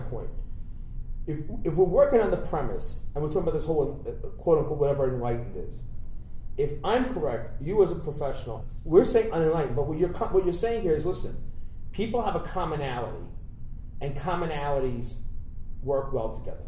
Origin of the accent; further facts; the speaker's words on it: New Jersey, United States; when you're in North Jersey